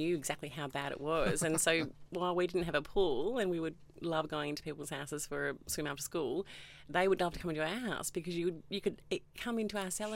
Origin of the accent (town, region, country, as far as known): Perth, Western Australia, Australia; born or raised there; also born or lived in Melbourne, Victoria